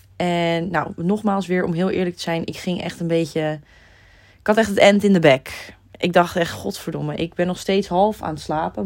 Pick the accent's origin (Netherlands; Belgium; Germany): Netherlands; wij als Nederlanders